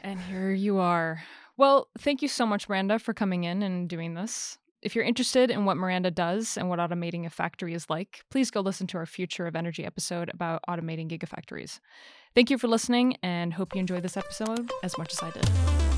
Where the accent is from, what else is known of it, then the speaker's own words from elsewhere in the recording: United States; I'm an American myself